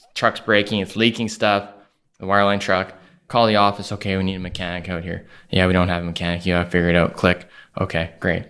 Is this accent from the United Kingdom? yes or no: no; Calgary, Alberta, Canada; Calgary, Alberta